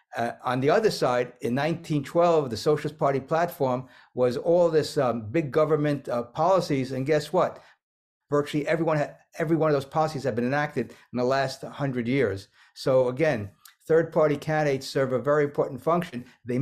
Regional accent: New York City, New York, United States; also born or lived in Fort Myers, Florida; now in Naples, United States; my growing up in New York City

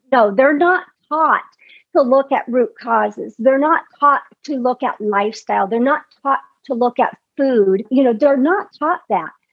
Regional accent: Midwest, United States; I grew up in the Midwest

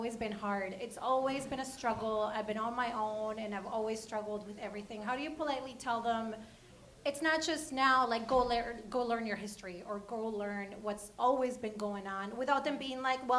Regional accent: Argentina; moved away as an adult; now in United States; I'm from Argentina, and I'm an international student here

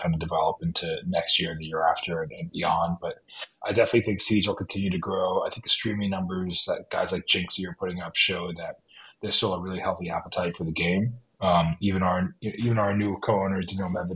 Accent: Miami, Florida, United States; moved away as an adult; also born or lived in Boston, Massachusetts; now in New England, United States; Originally, I'm from Miami, Florida, is where I grew up

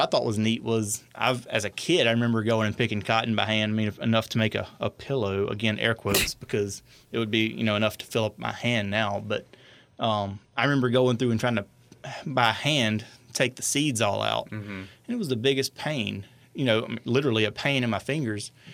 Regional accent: Franklin Parish, Louisiana, United States; I grew up in Franklin Parish

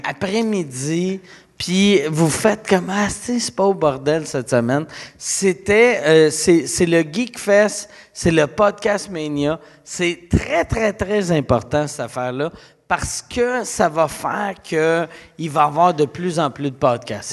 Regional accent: Quebec City, Quebec, Canada; quand j'étais jeune à Québec

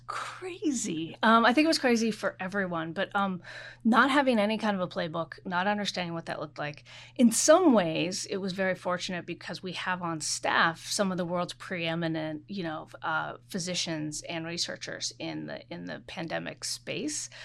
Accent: Oregon, United States; moved away; I am from Oregon. I'm a very proud Pacific Northwesterner.

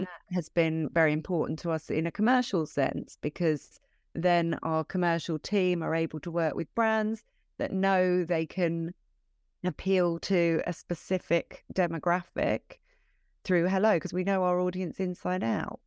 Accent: London, United Kingdom; moved away as an adult; also born or lived in Brighton; I'm from London originally

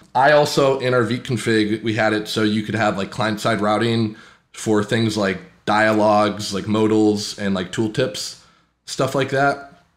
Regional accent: Green Bay, Wisconsin, United States; I'm a lead developer at Ashley Furniture, and I'm from Green Bay, Wisconsin.

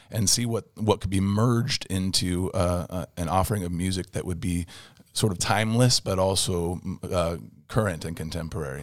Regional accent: Phoenix, Arizona, United States; also born or lived in California; I grew up in Phoenix and, uh, even though I was, I was born in California, but I grew up in Phoenix

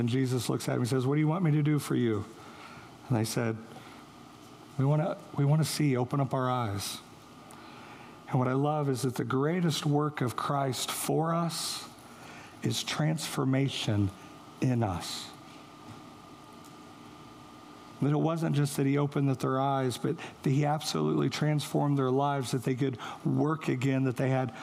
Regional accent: St. Joseph, Missouri, United States; moved away; that's where I'm from, St. Joe

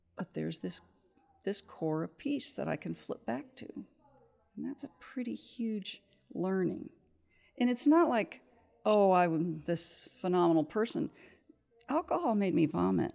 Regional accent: Kansas City, United States; moved away as an adult; also born or lived in Cincinnati, Ohio; I grew up in Kansas City

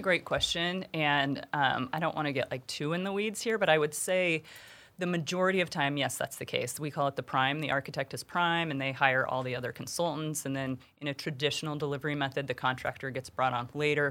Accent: Jackson, Wyoming, United States; moved away as an adult; now in Kansas City, United States; growing up in Jackson Hole

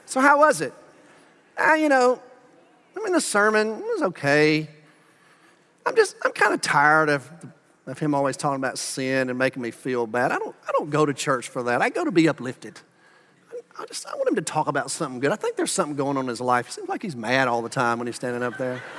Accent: Birmingham, Alabama, United States; moved away as an adult; also born or lived in Huntsville, Alabama; now in Arlington, United States; I grew up in Birmingham

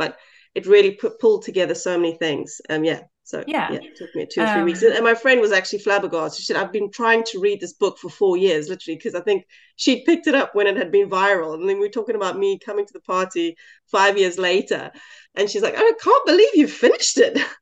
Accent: South Africa; as a South African white girl in a small town

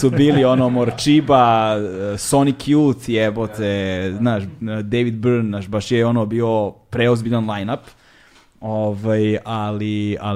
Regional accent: Belgrade, Serbia; iz Beograda smo

